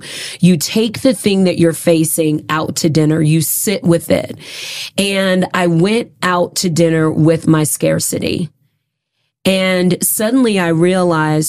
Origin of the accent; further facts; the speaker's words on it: United States; I was raised in America.